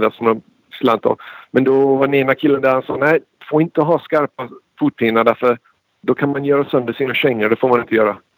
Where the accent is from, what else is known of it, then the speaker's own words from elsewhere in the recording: United States; Swedish is a second language; mamma och pappa är båda svenskar och båda kommit hit från Sverige